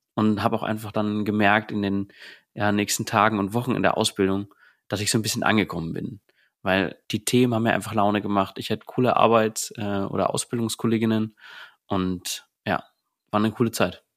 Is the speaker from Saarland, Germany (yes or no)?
no; Berlin, Germany; aus dem Bezirk Berlin, Brandenburg und Sachsen, komme aus Berlin